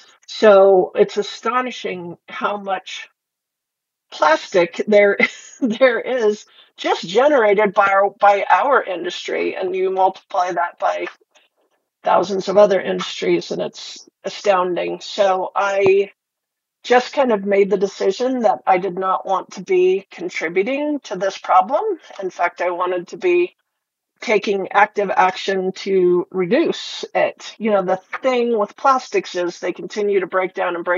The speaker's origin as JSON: {"language": "English", "town": "Boulder", "region": "Colorado", "country": "United States", "tie": "born or raised there", "also_born_or_lived": "Golden, Colorado", "said": "I grew up in Boulder"}